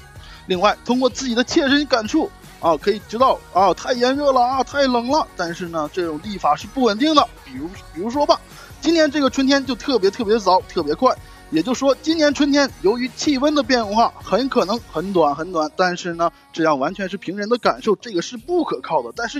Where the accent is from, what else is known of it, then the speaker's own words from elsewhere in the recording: China; 我们中国人有一个非常好的办法，就是利用北斗七星，对吧？